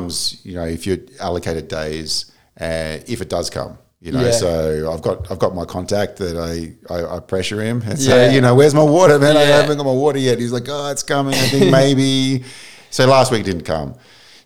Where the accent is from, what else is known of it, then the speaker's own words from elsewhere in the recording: Melbourne, Victoria, Australia; moved away; I grew up in Melbourne, Australia.